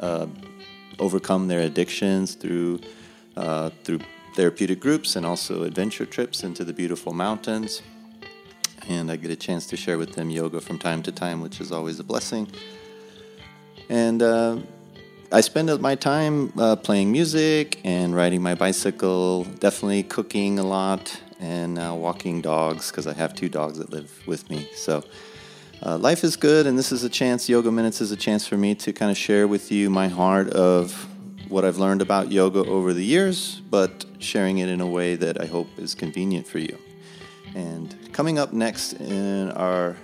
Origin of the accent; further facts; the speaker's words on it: Phoenix, Arizona, United States; moved away as an adult; also born or lived in Pensacola, Florida / Jacksonville, North Carolina; I was born and raised in the Phoenix, Arizona area